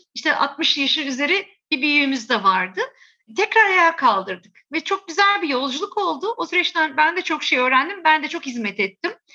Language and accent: Turkish; Istanbul, Turkey; Biz burada yetiştik, burada eğitimler aldık, burada işlerimizi kurduk.